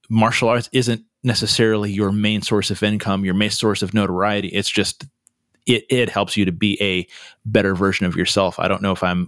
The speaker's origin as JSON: {"language": "English", "region": "California", "country": "United States", "said": "I'm a Californian, so, you know, I, I say things a little differently"}